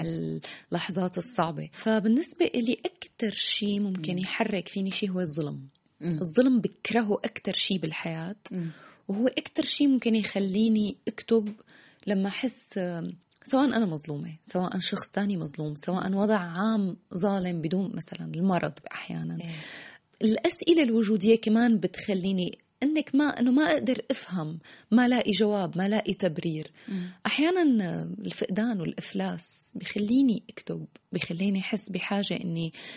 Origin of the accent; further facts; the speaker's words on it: Damascus, Damascus Governorate, Syria; moved away as an adult; also born or lived in Paris; now in Tunisia; الحضن الأول هو دمشق